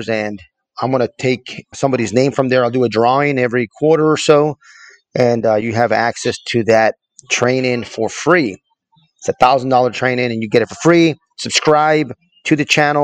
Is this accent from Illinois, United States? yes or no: no; El Paso, Texas, United States; moved away; also born or lived in Fayetteville, North Carolina; I'm from El Paso, Texas